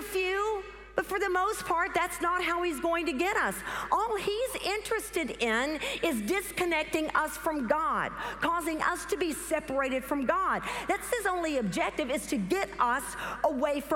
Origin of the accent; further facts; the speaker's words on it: the South, United States; accent: southern; my southern accent